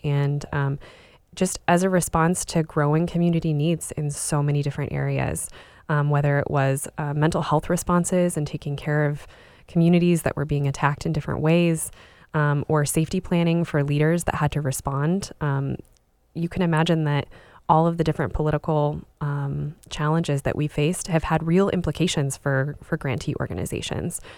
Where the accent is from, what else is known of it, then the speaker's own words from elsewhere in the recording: Spokane, Washington, United States; I was, uh, raised in Spokane, Washington, so on the east side of the state